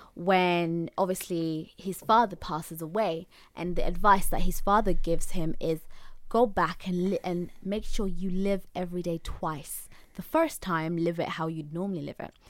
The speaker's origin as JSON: {"language": "English", "region": "Zanzibar", "country": "Tanzania", "said": "I'm from Zanzibar, like, I know my language, I know my people in a way"}